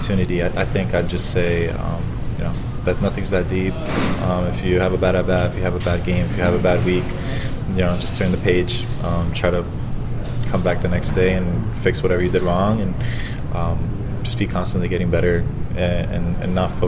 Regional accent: Florida, United States; I'm from Florida, so having my family here in Tampa

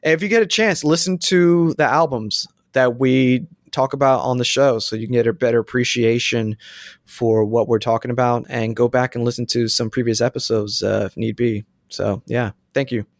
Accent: Florida, United States; I'm from Florida, too

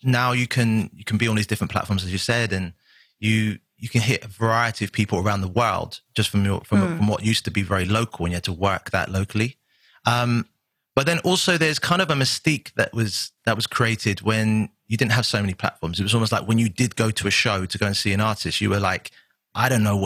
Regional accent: Southampton, South East England, United Kingdom; also born or lived in Miami; a little kid from Southampton in a council estate

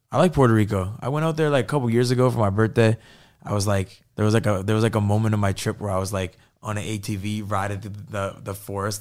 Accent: Fort Erie, Ontario, Canada; moved away as an adult; now in United States; I grew up in Fort Erie. It's like on the border of Buffalo

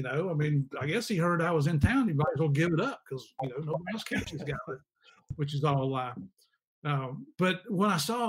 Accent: United States; moved away as an adult; also born or lived in Tennessee / West Virginia / Miami, Florida / Colombia; And we're small town people. You know, I grew up in Tennessee and West Virginia. I'm like a cross between a redneck and a hillbilly. She's from West Virginia. And we're just country folk, you know. And we moved to Miami.

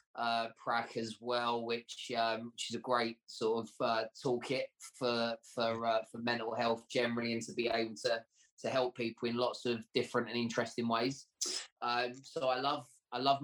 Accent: Essex, East of England, United Kingdom; my childhood growing up in Essex was an interesting one

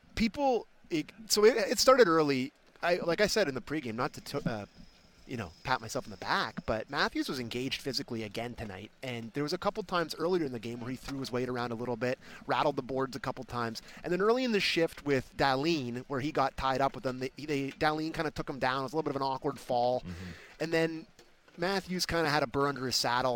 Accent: Canada; I'm a Canadian

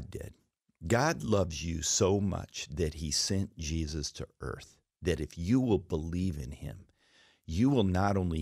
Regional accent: Alaska, United States; I was raised in Alaska

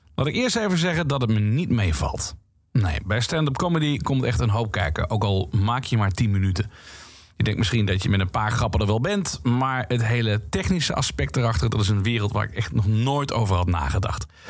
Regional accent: Limburg, Netherlands; Ik kom namelijk uit Limburg.

